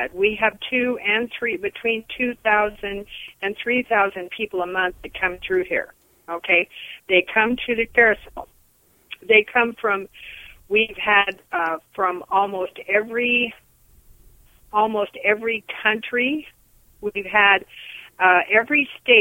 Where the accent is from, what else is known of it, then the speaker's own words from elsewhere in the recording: Eugene, Oregon, United States; now in Albany, United States; I was born in Eugene. I have been around here all my life in different parts.